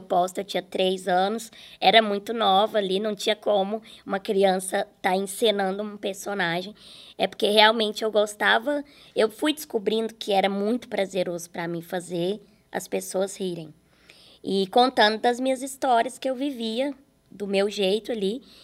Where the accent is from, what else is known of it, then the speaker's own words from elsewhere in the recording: Araxá, Minas Gerais, Brazil; moved away; quando eu vou para Araxá, Minas Gerais, é onde eu consigo viver mais, assim. Porque ali as pessoas me conhecem, mas é de onde eu nasci